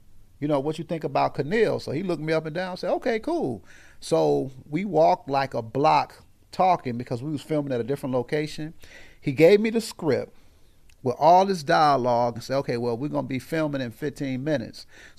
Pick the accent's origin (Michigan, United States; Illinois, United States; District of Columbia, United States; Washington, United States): Illinois, United States; Aurora; Simmons to Eastside. Yeah, so east side of Aurora, man. That's where I'm from.